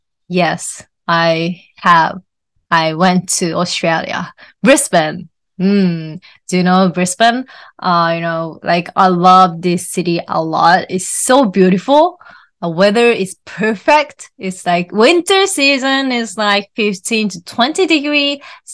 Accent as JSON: {"language": "English", "country": "Japan", "first_language": "Japanese", "second_language": "English", "said": "her mother tongue is German, and my mother tongue is Japanese."}